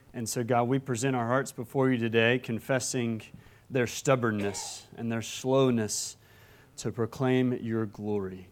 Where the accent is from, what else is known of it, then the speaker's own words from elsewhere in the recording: Alabama, United States; moved away; my home state of Alabama